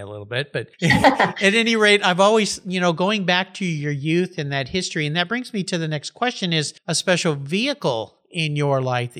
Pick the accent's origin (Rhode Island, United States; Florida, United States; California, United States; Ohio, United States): California, United States; Southern; I was a California kid growing up in Southern California